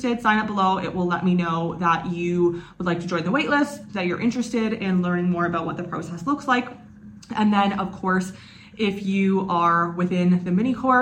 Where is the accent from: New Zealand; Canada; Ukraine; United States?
Canada; moved away; I am from Canada